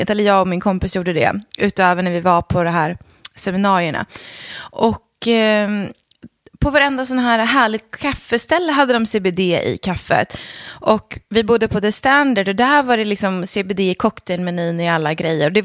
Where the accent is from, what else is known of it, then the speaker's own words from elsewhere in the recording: Leksand, Dalarna County, Sweden; Ja, precis. Jag är från Leksand. Men man hör inte det.